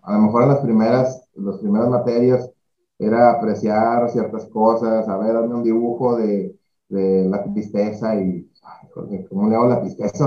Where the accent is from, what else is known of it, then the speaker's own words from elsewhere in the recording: Monclova, Coahuila, Mexico; moved away as an adult; now in Monterrey, Mexico; soy de Monclova, de Monclovita la Bella. Eh, pues estuvimos, bueno, hasta ahí estudié la prepa